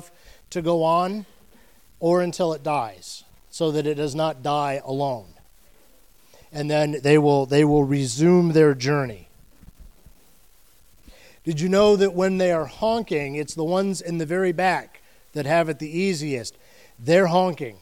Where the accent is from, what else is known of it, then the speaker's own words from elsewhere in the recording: Ohio, United States; now in Florida, United States; I'm from Ohio